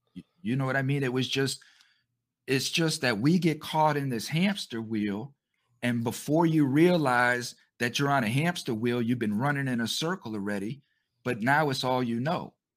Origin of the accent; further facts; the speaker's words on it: United States; us American citizens